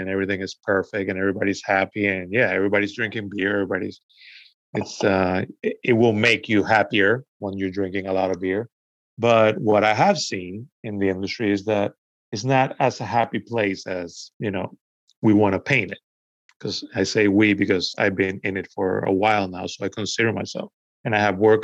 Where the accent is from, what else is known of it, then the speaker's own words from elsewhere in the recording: Venezuela; also born or lived in United States; now in New York City, United States; I was born here in the US, but I grew up in Venezuela.